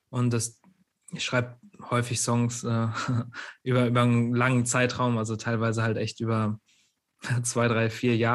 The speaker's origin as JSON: {"language": "German", "town": "Witten", "region": "North Rhine-Westphalia", "country": "Germany", "lives_now": "Cologne, Germany", "said": "Also ich wohne ja auch in Köln, also äh, ich komme aus Witten"}